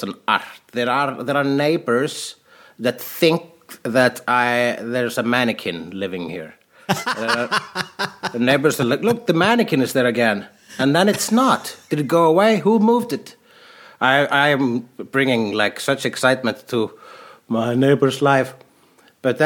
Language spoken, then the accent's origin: English; Iceland; I am an Icelandic person